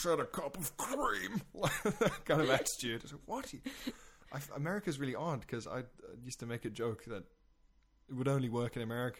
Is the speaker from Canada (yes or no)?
no; South Africa; moved away; I'm South African originally